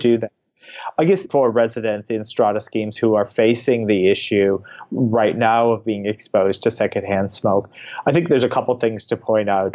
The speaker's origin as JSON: {"language": "English", "country": "United States", "moved": "yes", "lives_now": "Australia", "said": "as an American"}